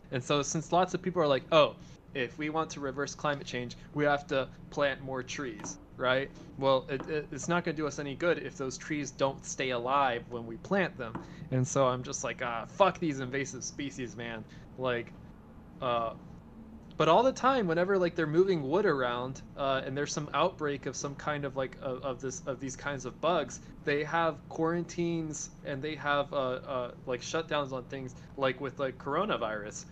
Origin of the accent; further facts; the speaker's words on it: Argentina; now in United States; I'm an Argentine American. I count. I have my family in Argentina.